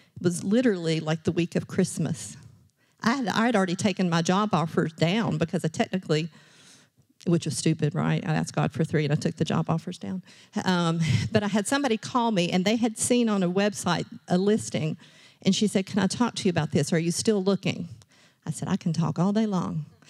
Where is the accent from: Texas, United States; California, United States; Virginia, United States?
Virginia, United States; Richlands; I grew up in Rich Lands, Virginia